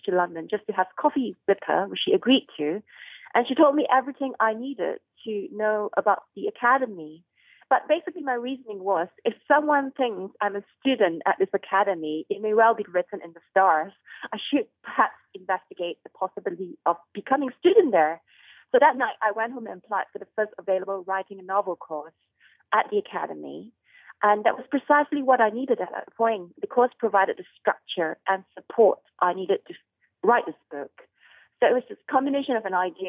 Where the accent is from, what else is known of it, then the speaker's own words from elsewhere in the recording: Kuala Lumpur, Malaysia; I was growing up in Kuala Lumpur